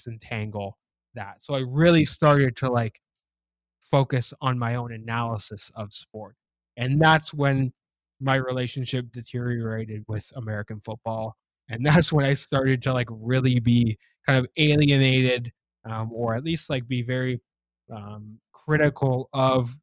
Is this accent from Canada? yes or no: yes; Ajax, Ontario, Canada; I grew up in just outside of Toronto in Ajax, Ontario.